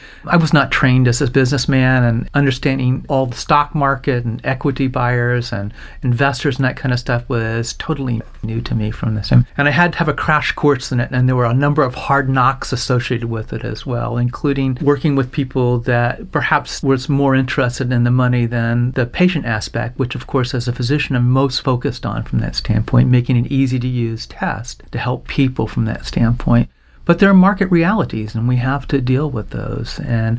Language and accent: English; Orlando, Florida, United States; So I was born in Orlando. I'm a Florida boy. My father was in the Air Force. We moved around every 3 years, pretty much all through high school from that standpoint.